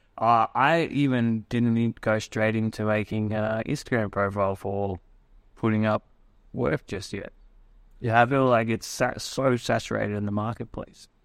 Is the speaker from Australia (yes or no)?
yes; Australia; what I grew up with in Australia.